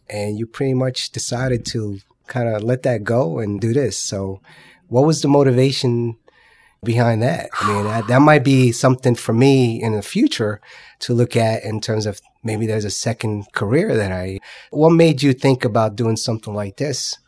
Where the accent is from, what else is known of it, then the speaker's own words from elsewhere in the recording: Paterson, New Jersey, United States; I grew up in Patterson, so my dad was well known in this